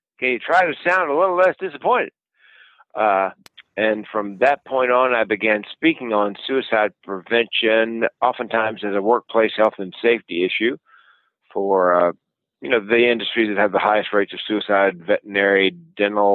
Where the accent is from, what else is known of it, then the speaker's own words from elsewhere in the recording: the South, Southern United States, United States; accent: Southern; being a Southerner